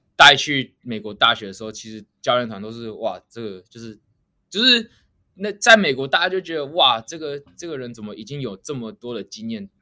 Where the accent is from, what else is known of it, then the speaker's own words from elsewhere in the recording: Kaohsiung, Taiwan; moved away as an adult; now in United States; 我高雄人，所以我那时候，我，我家住三民，我离三民公园很近